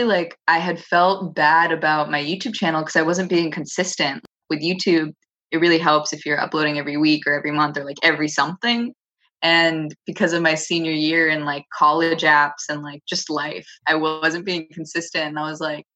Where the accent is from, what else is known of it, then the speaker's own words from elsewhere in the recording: Los Angeles, California, United States; born and raised here